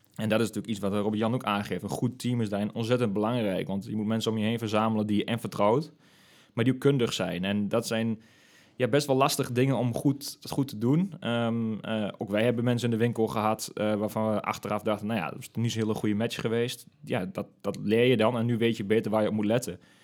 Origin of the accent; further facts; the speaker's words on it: De Lutte, Overijssel, Netherlands; also born or lived in Nijmegen; ik ben ook echt tukker in hart en nieren. En ik kom uit de Lutte oorspronkelijk.